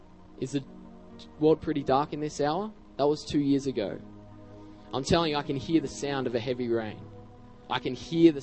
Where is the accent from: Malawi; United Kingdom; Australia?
Australia; As I walked in, I said, I'm an evangelist from Australia.